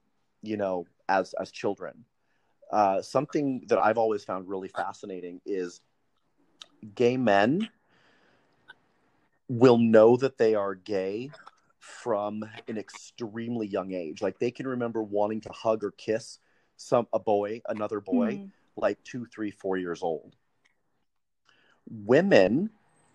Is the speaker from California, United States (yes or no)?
no; Montana, United States; I was born and raised in Montana